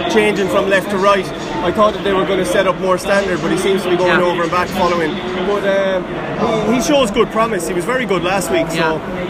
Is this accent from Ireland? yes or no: yes; Ireland; I'm from Ireland.